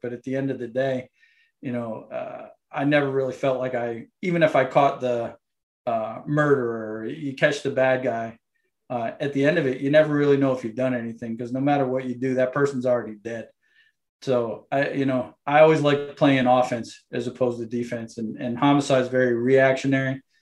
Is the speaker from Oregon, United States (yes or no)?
no; Windsor, Connecticut, United States; also born or lived in Hartford, Connecticut; now in Savannah, United States; I am from Windsor, Connecticut. So I was born ah. in Hartford and I grew up in the town of Windsor